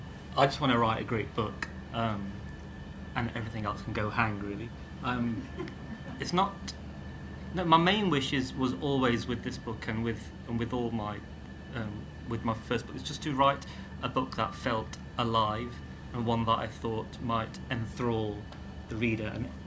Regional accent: India; born there; and I was born in India. I've never spent, you know, I've not grown up there.

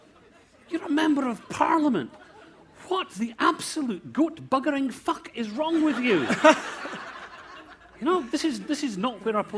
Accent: South Africa; Actually, I'm South African.

